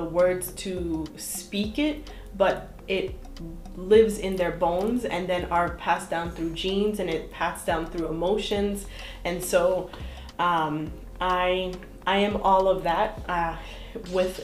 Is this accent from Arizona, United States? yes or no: no; Boston, Massachusetts, United States; moved away as an adult; now in Brockton, United States; born and raised in Jamaica Plain, Boston